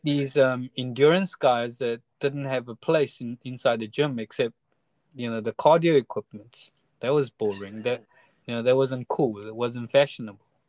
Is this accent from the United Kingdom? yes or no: no; Taiwan; we're from Taiwan and our experience was from Taiwan